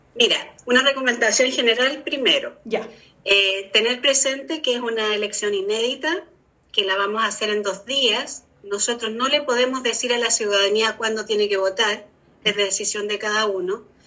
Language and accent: Spanish; Chile; nosotros como chilenos